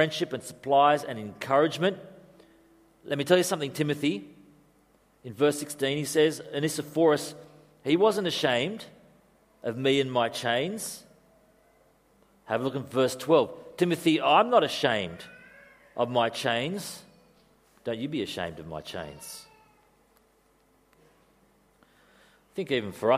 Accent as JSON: {"language": "English", "country": "Australia", "also_born_or_lived": "Europe", "said": "being Australian"}